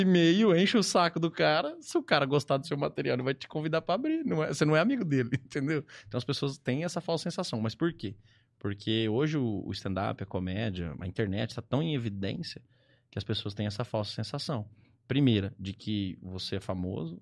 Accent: Ribeirão Preto, São Paulo, Brazil; sou aqui de Ribeirão Preto

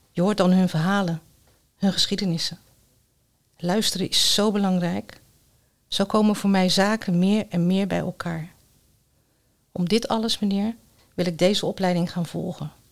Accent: Netherlands; Ik ben Nederlander, maar met sterk Koerdische wortels.

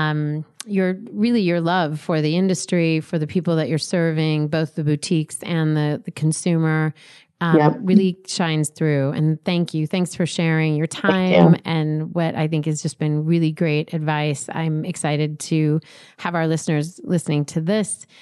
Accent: Colorado, United States; I'm from Colorado

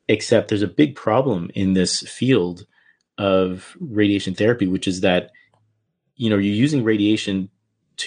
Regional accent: Canada; moved away as an adult; I'm from Canada

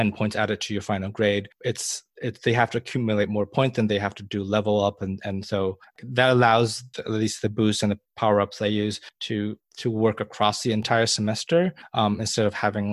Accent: Malaysia; moved away; when I grew up in Malaysia, I had attended a British school

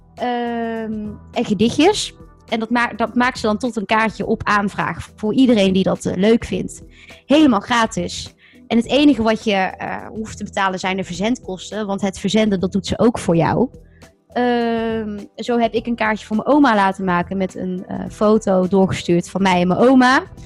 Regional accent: Netherlands; we wel als Nederlanders

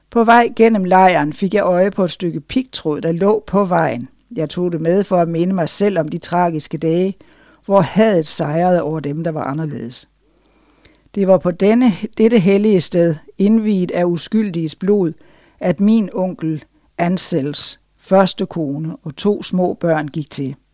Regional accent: Denmark; Jeg ved, hvad jeg taler om, for jeg voksede op i Danmark, min far var udlært bager

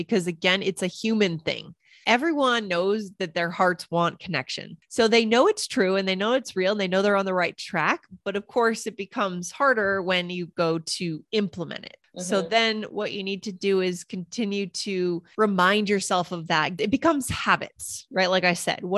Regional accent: United States; first language English; also born or lived in Japan / New York / Boston; I was spoken English since I was born from the US

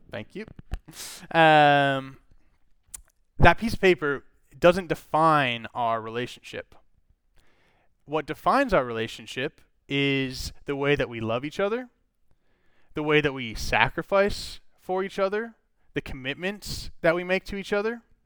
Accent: Minnesota, United States; I grew up in Minnesota

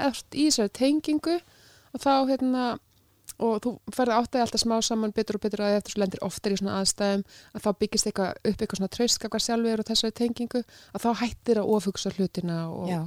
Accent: North Iceland, Iceland; now in Reykjavík, Iceland; ég er að norðan, ég er skaffringur

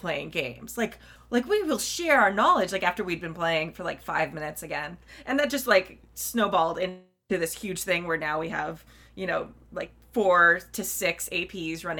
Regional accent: Southern California, United States; the Southern California Renaissance Fair was near my hometown

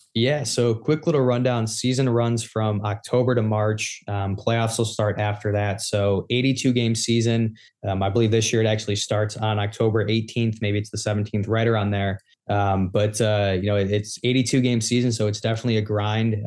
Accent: Chicago, Illinois, United States; growing up in Chicago

